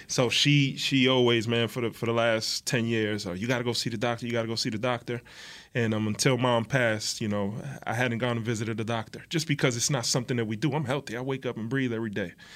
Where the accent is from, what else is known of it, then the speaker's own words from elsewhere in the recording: New Jersey, United States; We're from Jersey